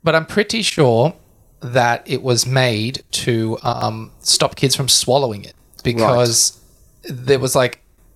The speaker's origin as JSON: {"language": "English", "country": "Australia", "accent": "Aussie", "said": "we're coming at you from Australia, as you can probably tell from our Aussie accents"}